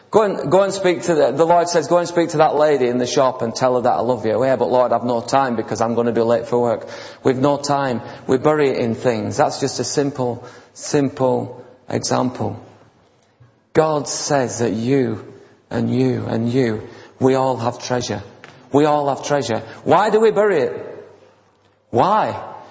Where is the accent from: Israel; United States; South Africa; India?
India; now in United Kingdom; Now, when we came on from India, the pastor was saying that, many people got healed. And so I said, well, that's okay, I'm in England now